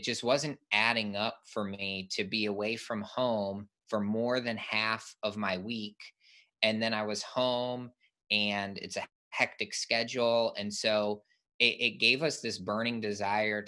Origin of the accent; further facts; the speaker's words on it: Michigan, United States; I grew up in Michigan and played ice hockey growing up